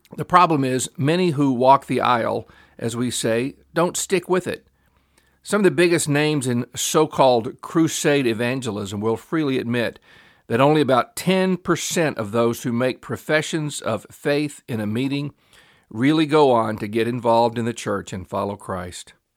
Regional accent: Memphis, Tennessee, United States; I grew up in Memphis, Tennessee, which is a pretty large town

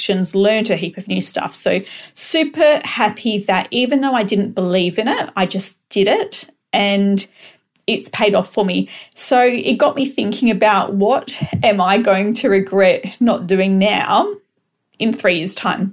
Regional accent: Perth, Western Australia, Australia; I am from Perth, Western Australia.

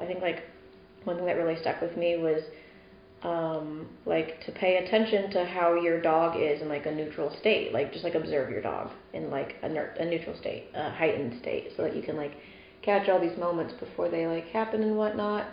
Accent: Indiana, United States; moved away; also born or lived in Texas; my hometown in Indiana

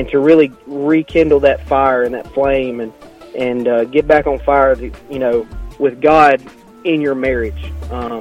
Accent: Blount County, Alabama, United States; I come from Blount County. I was graduated from Susan Moore

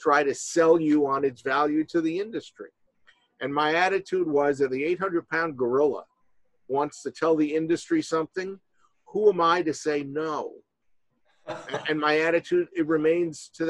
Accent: New York City, New York, United States; now in Skokie, United States; I grew up in New York City and in the 60s.

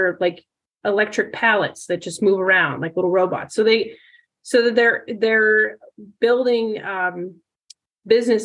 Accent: United States; growing up in the Valley

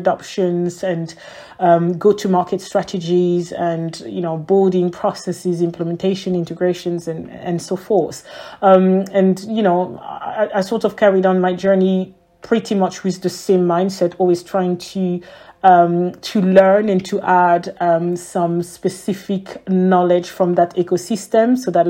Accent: Ethiopia; English is a second language; I was raised in Ethiopia, so English was pretty much around me.

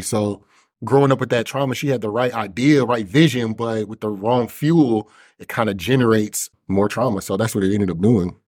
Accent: Kansas City, Missouri, United States; I grew up in Kansas City, Missouri, predominantly the six four one three oh area code

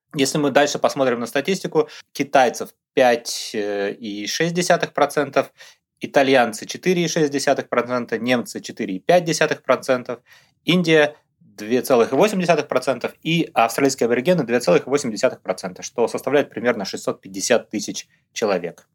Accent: Russia; moved away as an adult; now in Brisbane, Australia; мы, его постоянные ведущие, русские австралийцы

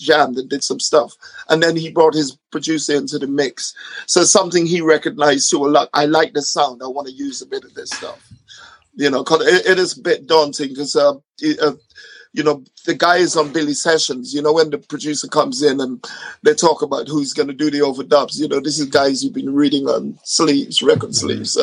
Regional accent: Ghana; now in United Kingdom; I grew up in Ghana

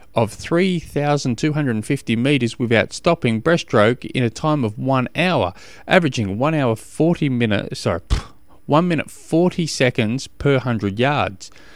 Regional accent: Australia; I'm an Australian

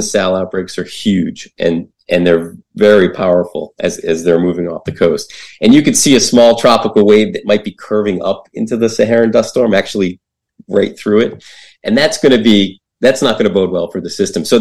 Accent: New England, United States; I grew up in New England

